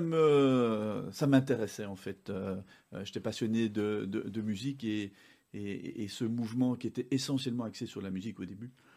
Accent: Uccle, Brussels-Capital Region, Belgium; also born or lived in Morlanwelz; je suis belge, je suis né à, à Uccle, j'ai fait une partie de mes études au Collège Saint-Pierre à Uccle

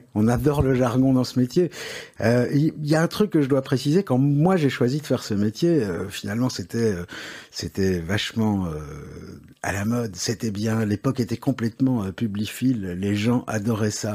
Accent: Paris, Île-de-France, France; accent: Parisian; now in Belgium; je suis né à Paris, mais c'est un hasard

